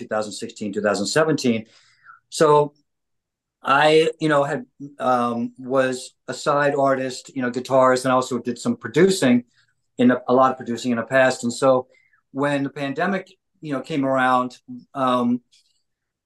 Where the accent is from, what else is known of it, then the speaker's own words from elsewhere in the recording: Philadelphia, Pennsylvania, United States; now in Los Angeles, United States; I'm from Philly, so we got the East Coast thing